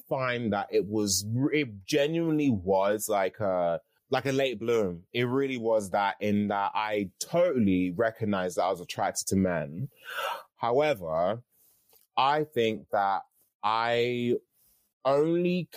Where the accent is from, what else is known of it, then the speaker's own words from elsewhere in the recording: London, United Kingdom; I grew up in Catford. And, you know, Catford is like the outskirts of London.